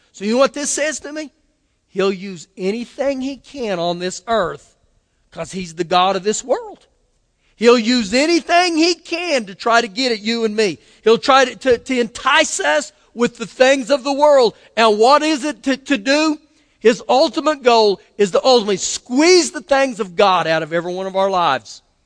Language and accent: English; Oklahoma, United States; I was born in Oklahoma